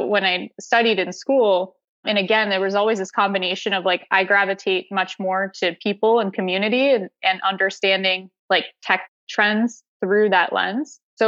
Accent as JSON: {"language": "English", "region": "Connecticut", "country": "United States", "tie": "born or raised there", "said": "So my family had a family business that was in retail. And so I grew up doing a lot of thin"}